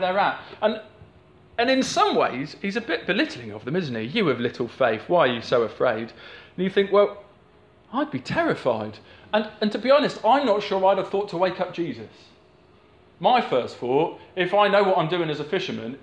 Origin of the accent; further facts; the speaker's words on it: the Southwest, South West England, United Kingdom; I grew up in the Southwest